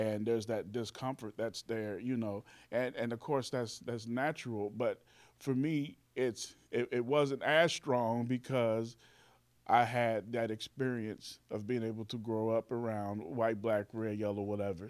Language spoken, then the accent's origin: English; Carbondale, Illinois, United States; also born or lived in Indianapolis, Indiana / Chicago; moved here to Carbondale to stay. And then, and I've been here, um, ever since